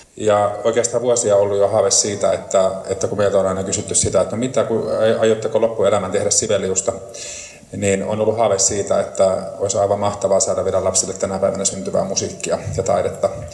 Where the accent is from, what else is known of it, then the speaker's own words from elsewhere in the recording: Lieksa, North Karelia, Finland; Itse olen lähtöisin Lieksasta ja asun siellä